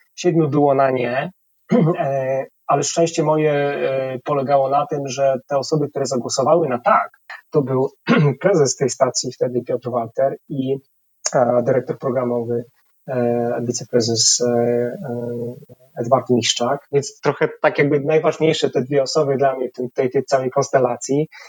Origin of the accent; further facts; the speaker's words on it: Tarnów, Lesser Poland, Poland; moved away as an adult; also born or lived in Kraków; now in Warsaw, Poland; w Tarnowie, gdzie, gdzie się urodziłem, skąd pochodzę